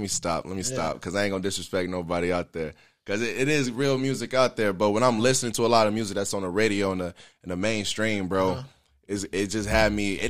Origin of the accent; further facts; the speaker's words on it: Maywood, Illinois, United States; also born or lived in Cincinnati area, Ohio; now in Cincinnati, United States; I originally am from Chicago. Well, I'm from Maywood, but I moved out to the Cincinnati area.